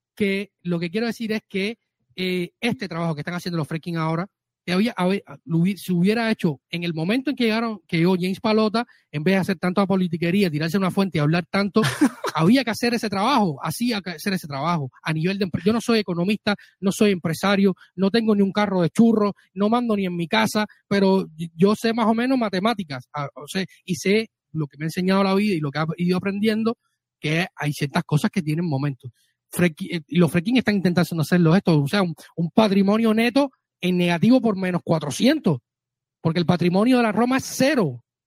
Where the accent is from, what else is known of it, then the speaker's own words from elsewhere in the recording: Cuba; mi tierra cubano